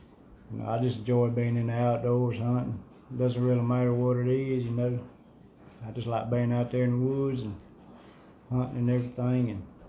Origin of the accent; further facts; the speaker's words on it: Central Alabama, United States; I was born right here in Central Alabama.